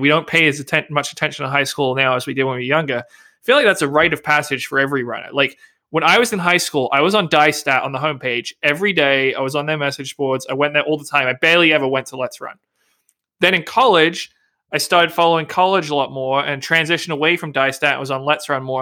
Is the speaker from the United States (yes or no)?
no; England, United Kingdom; accent: English; my English accent.